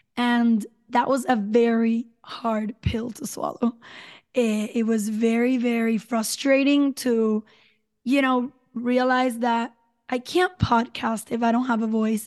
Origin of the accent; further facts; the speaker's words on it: San Juan, Puerto Rico; now in Dorado, Puerto Rico; I'm from San Juan, Puerto Rico, currently live in Dorado, which is a little beach town in the north